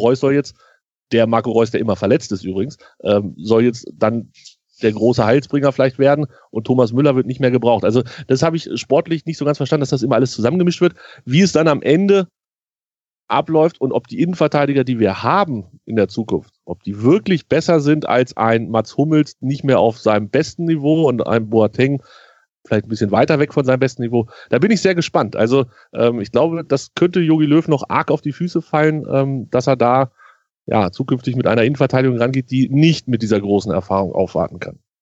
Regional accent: Hanover, Lower Saxony, Germany; als Hannoveraner

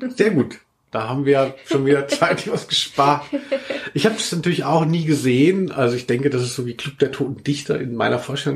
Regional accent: Maintal, Hesse, Germany; born or raised there; also born or lived in Cologne; now in Frankfurt, Germany

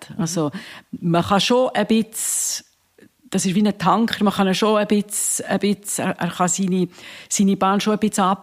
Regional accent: Bern, Switzerland; eine Bernerin, aber, aber also es gibt eigentlich viele Tiere, wo, wo die Schweiz Es, wir, wir sind ja sehr agil.

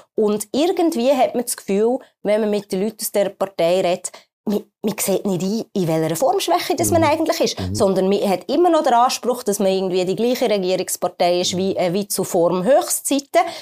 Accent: Switzerland; bei uns in der Schweiz

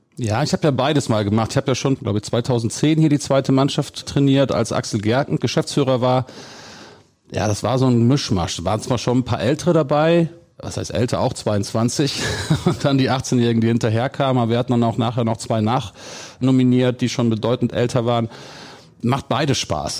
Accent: Gummersbach, North Rhine-Westphalia, Germany; wenn man früher im Oberbergischen groß geworden ist und ich bin in Gummersbach geboren

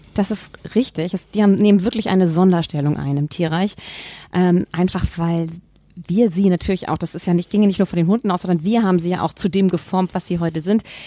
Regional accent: Hamburg, Germany; ich bin an eine Familie geboren worden und meine Eltern haben damals nicht professionell gezüchtet, aber sie hatten zwei Würfe Labrador Retriever und das oh. war in Hamburg damals in den 70er Jahren

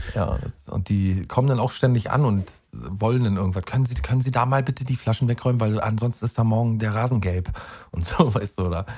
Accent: Mecklenburg-Vorpommern, Germany; da wo ich herkomme, nämlich in Mecklenburg-Vorpommern

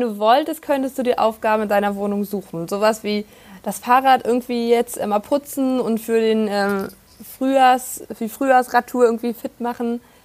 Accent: Prignitz, northwest Brandenburg, Germany; mitten auf dem Land in der schönen Prignitz im Nordwesten Brandenburgs. Dort, wo ich aufgewachsen bin, wohne ich auch momentan wieder

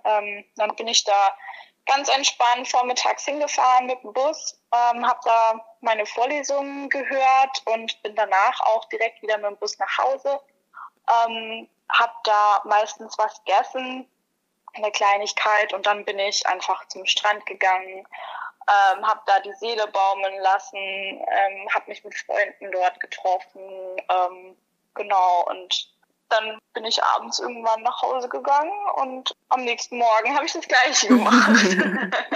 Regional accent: Germany; moved away; also born or lived in Hawaii; als Deutscher

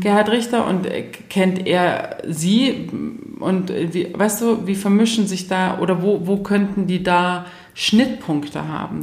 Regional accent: Germany; bei uns in Deutschland

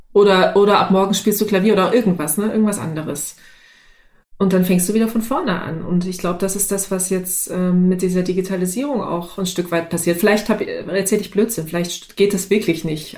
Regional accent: the East, East Germany, Germany; ich komme aus dem Sozialismus, ne? ich bin im Osten groß geworden

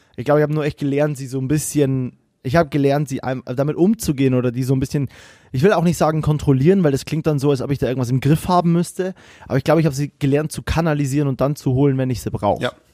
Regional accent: Bavaria, Germany; moved away as an adult

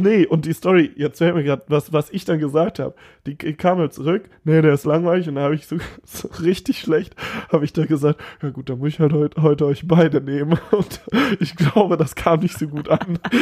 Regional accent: Cologne, North Rhine-Westphalia, Germany; ich bin ein Kölsche Jung

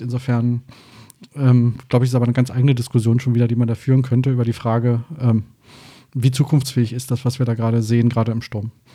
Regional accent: Brandenburg an der Havel, Brandenburg, Germany; moved away as an adult; also born or lived in Berlin / Rhine-Main area, Hesse; now in Hesse, Germany; geboren bin ich in der Stadt Brandenburg

